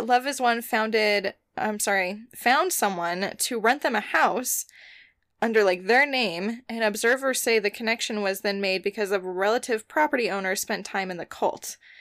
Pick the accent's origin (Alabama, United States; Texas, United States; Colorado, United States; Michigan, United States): Colorado, United States; about an hour's drive from Crestone; that's like an hour drive from my hometown